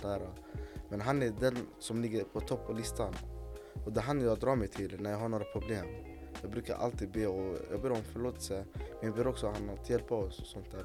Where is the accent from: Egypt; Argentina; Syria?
Egypt; now in Sweden; jag kommer från Mellanöstern, då, Egypten